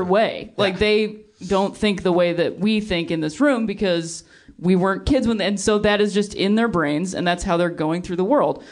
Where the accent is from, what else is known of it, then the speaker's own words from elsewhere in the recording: Akron, Ohio, United States; moved away; also born or lived in Chicago; I'm from Akron, Ohio.